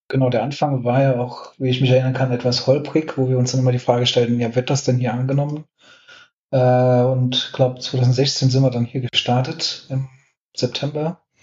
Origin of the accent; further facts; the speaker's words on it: Saarland, Germany; ich bin gebürtiger Saarländer